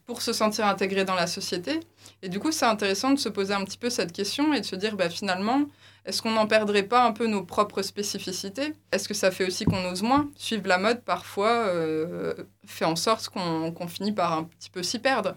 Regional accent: Tournai, Wallonia, Belgium; also born or lived in Lille; je suis originaire de Tournai.

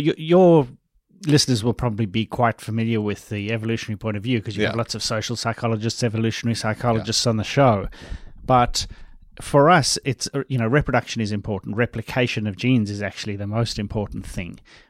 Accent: South Africa; Funny because I'm from South Africa. I grew up in South Africa.

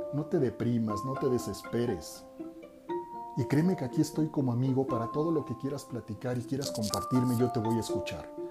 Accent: Mexico; soy un hombre mexicano

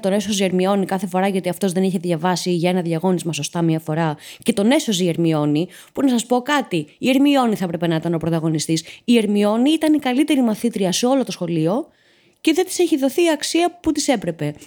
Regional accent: Patras, Western Greece, Greece; μεγάλωσα και γεννήθηκα στην Πάτρα

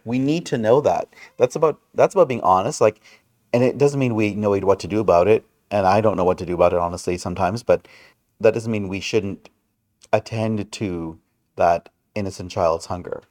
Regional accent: Brampton, Ontario, Canada; where I grew up in Brampton

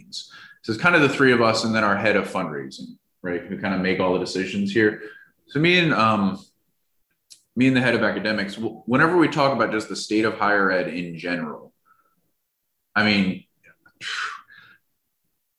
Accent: New Jersey, United States; moved away; also born or lived in South Carolina; I'm from New Jersey and I went to school in South Carolina

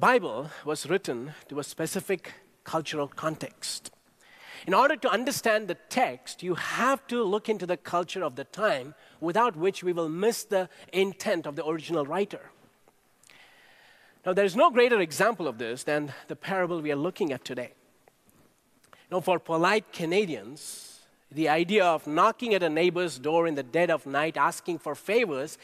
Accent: India; Growing up in India, I watched my grandparents and parents show incredible hospitality to our guests

